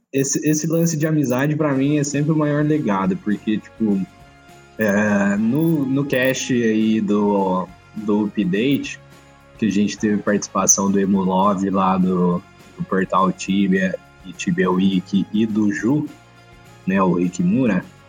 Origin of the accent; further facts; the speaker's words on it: Batatais, São Paulo, Brazil; da minha cidade, de Batatais